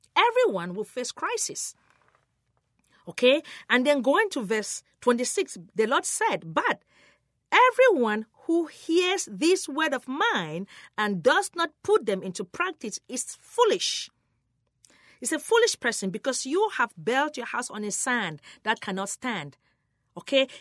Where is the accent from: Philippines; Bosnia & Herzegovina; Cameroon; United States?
Cameroon; moved away; I was born in Cameroon, West Africa